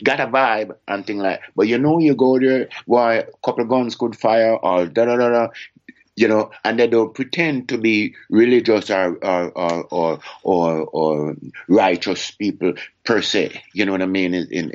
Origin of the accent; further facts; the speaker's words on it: Jamaica; me as Jamaican